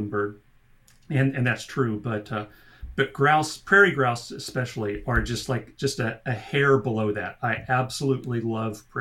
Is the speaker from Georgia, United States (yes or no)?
no; Norman, Oklahoma, United States; I'm a lifelong Oklahoman, sooner born, sooner bred.